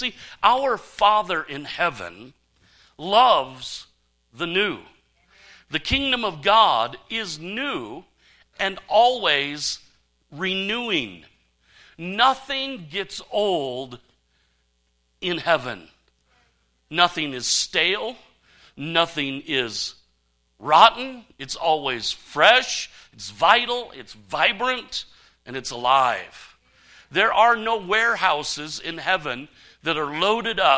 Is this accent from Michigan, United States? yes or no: yes; Saginaw, Michigan, United States; I was a kid growing up in Michigan